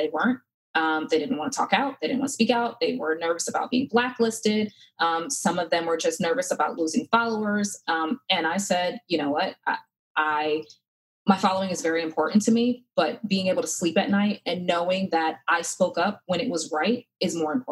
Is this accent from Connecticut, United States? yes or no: yes; Connecticut, United States; now in North Carolina, United States; Growing up in Connecticut, my mom would always send my sister and I here to North Carolina